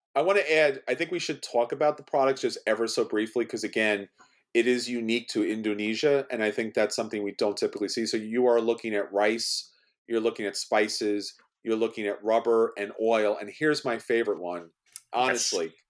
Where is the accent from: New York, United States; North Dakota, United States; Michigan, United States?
New York, United States; New York City; I'm from New York City